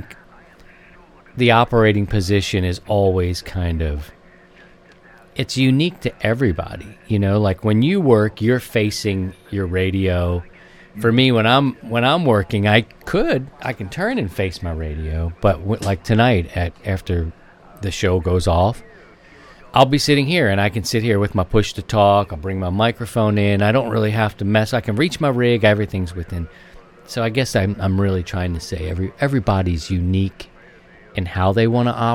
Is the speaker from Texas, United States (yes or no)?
no; Baltimore, Maryland, United States; another Marylander, my home state, born and raised in Baltimore